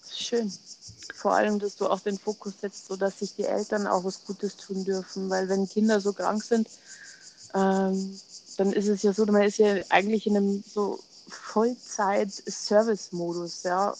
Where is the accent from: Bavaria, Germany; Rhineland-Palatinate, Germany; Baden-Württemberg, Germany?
Bavaria, Germany; Munich; Ich komme aus München, bin noch 42 ähm, und lebe mit meiner Familie äh, ja, im Münchner Westen